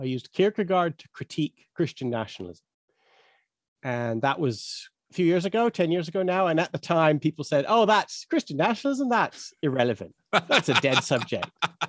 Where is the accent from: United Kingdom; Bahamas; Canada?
Canada; I grew up in Canada, Western Evangelical Bible Belt.